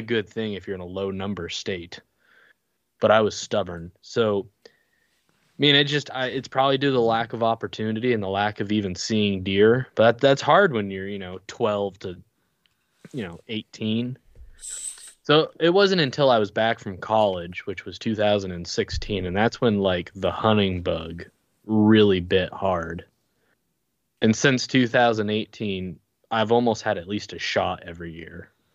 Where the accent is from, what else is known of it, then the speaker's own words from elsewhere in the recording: Colchester, Vermont, United States; I'm from Vermont, the Colchester area, which is unfortunately close to Burlington